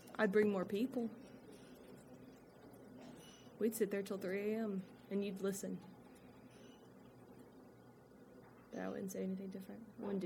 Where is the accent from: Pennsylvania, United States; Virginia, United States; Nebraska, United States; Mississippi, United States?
Mississippi, United States; Corinth; growing up in Corinth